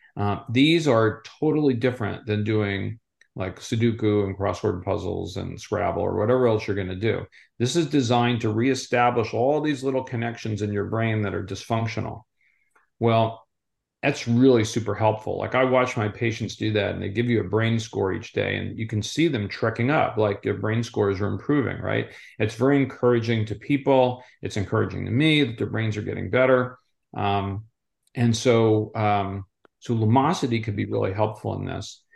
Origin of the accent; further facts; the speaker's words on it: Southwest Florida, United States; I'm from Southwest Florida